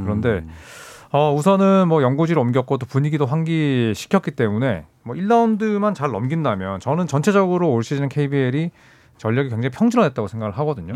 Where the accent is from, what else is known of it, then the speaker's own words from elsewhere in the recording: Busan, South Korea; 저처럼 이제 또 부산에서 태어났거나